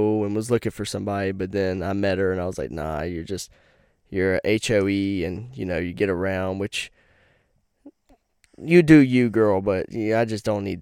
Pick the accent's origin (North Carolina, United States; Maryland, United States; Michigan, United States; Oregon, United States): North Carolina, United States; born or raised there; now in Virginia, United States